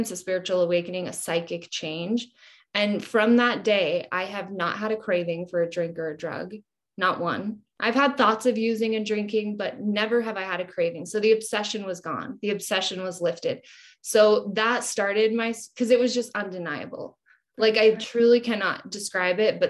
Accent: Utah, United States; I'm from Utah.

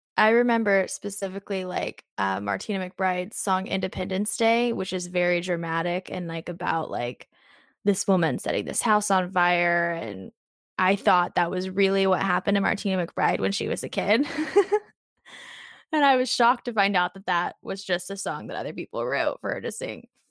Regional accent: Southern Illinois, United States; now in Nashville, United States; I'm from Southern Illinois, which is just about three and a half hours north of Nashville, so it's not super far. Um, but yeah, I grew up there, very small town, very rural life

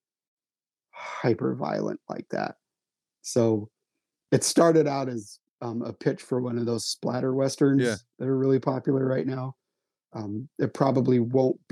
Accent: Utah, United States; moved away; my hometown in Utah

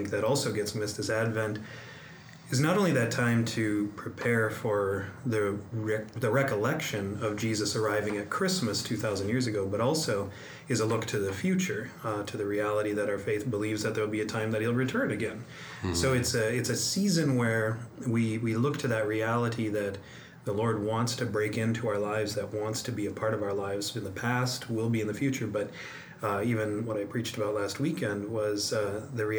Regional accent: North St. Paul, Minnesota, United States; also born or lived in Fargo, North Dakota; I was born and raised in North St. Paul, went to public schools

